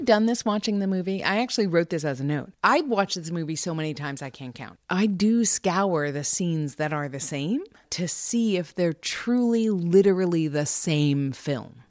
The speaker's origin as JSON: {"language": "English", "region": "New York", "country": "United States", "tie": "born or raised there", "moved": "yes", "said": "I grew up in New York"}